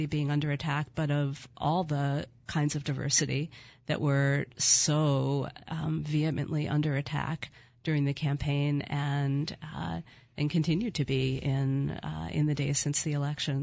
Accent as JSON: {"language": "English", "town": "Philadelphia", "region": "Pennsylvania", "country": "United States", "tie": "born or raised there", "also_born_or_lived": "Connecticut / Washington, D.C.", "moved": "as an adult", "lives_now": "Portland, United States", "said": "I grew up in Philadelphia and went to school in Connecticut, lived in Washington, D.C., and then moved to Portland, Oregon"}